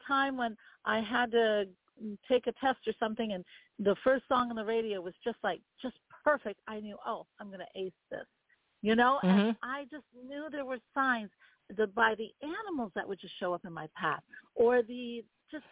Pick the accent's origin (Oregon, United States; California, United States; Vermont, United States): Vermont, United States; I grew up in Vermont. So there you go. In Vermont, we protest everything